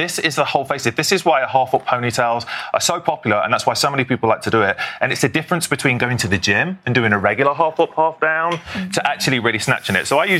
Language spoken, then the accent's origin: English; United Kingdom; I'm British, it's different.